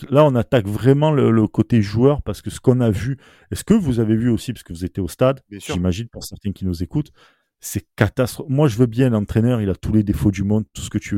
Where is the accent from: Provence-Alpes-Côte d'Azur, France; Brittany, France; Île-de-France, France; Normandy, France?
Provence-Alpes-Côte d'Azur, France; Marseille; rien que par rapport à la symbolique, parce qu'on est Marseillais. Et même sans dire Marseillais.